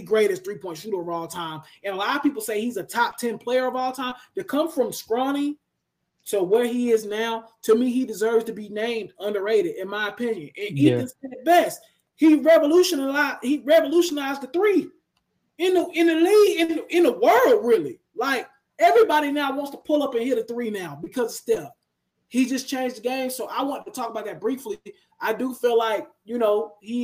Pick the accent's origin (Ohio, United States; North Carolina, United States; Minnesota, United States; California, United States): North Carolina, United States; Charlotte; I'm from Charlotte